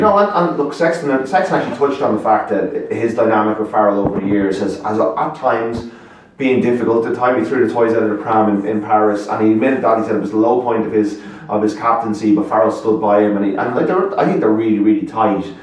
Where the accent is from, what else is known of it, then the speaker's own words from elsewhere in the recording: Ireland; I still have this probably legacy of being, you know, being Irish